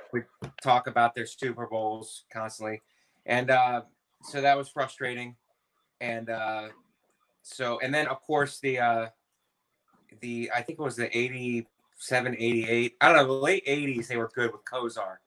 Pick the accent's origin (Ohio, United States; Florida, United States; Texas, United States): Ohio, United States; Youngstown; moved away; also born or lived in Philadelphia; I grew up in Northeast Ohio in Youngstown, Ohio.